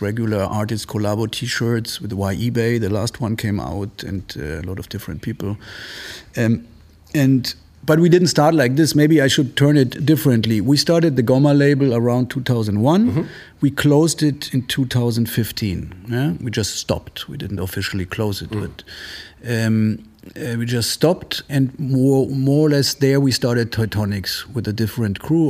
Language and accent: English; Munich, Bavaria, Germany; moved away as an adult; also born or lived in Italy / Marseille, France; now in Berlin, Germany; I grew up in Munich since I was seven or eight, and uh, but I'm half Italian. I used to my parents used to live in Italy